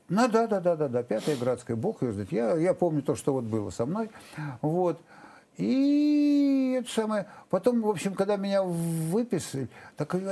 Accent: Novosibirsk, Novosibirsk Oblast, Russia; moved away as an adult; я из Новосибирска

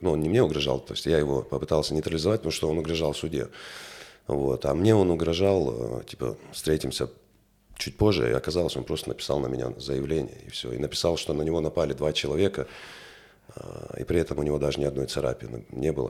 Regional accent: Grozny, Chechnya, Russia; also born or lived in France; now in Vladikavkaz, Russia; я коренной грозненец, э, родился в городе Грозном, вырос в этом городе

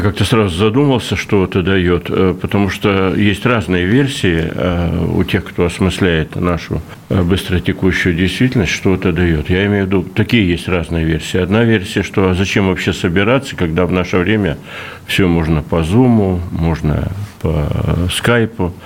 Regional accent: Russian Far East, Russia; как дальневосточник всю жизнь живу

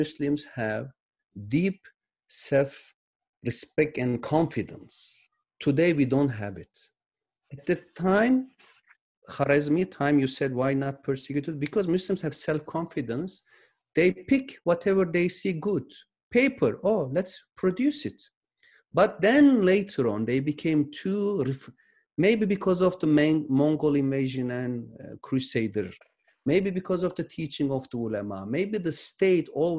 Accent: Turkey; now in San Diego, United States; I was born in Turkey

